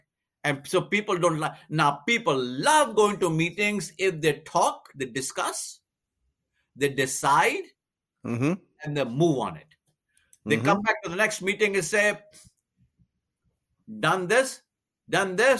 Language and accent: English; India; now in United States; I'm from India